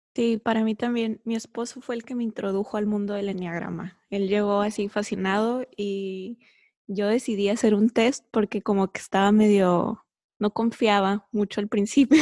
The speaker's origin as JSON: {"language": "Spanish", "town": "San Diego", "region": "California", "country": "United States", "tie": "born or raised there", "moved": "as an adult", "lives_now": "Tijuana, Mexico", "said": "yo nací en San Diego, California, pero cuando me casé me vine a vivir para acá, a Tijuana."}